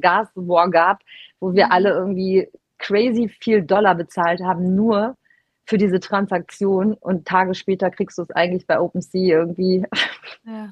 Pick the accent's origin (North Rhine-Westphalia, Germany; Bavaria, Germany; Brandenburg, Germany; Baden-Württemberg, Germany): North Rhine-Westphalia, Germany; Cologne; Ich bin ja Kölnerin